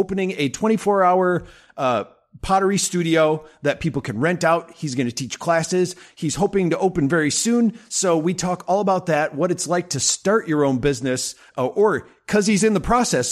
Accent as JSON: {"language": "English", "town": "Madison", "region": "Wisconsin", "country": "United States", "tie": "born or raised there", "said": "I'm born and raised in Madison"}